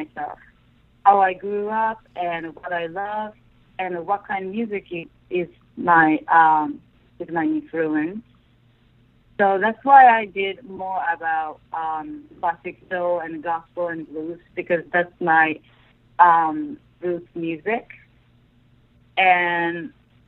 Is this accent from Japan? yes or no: yes; Japan; English is a second language; I grew up in Japan, and English is my second language